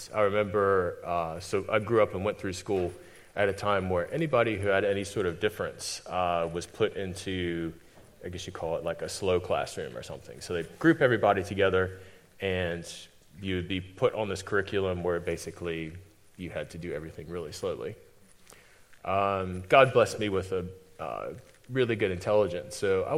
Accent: United States; moved away as an adult; now in New Zealand; I'm definitely not from New Zealand. I'm from America, though I've been here for 14 years

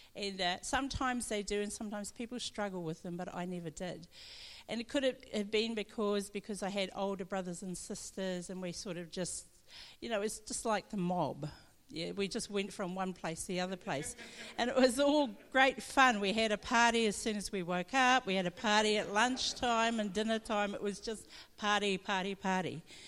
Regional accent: Omapere, Northland, New Zealand; grew up in Northland, I'm Māori, and I come from Omapere, which is up in Hokianga

